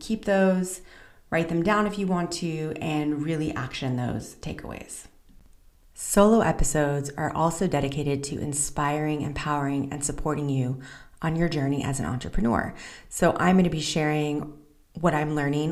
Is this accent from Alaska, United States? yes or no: no; Southern California, United States; moved away as an adult; also born or lived in Central Israel; now in Israel; I'm originally from Southern California, and today I reside in Central Israel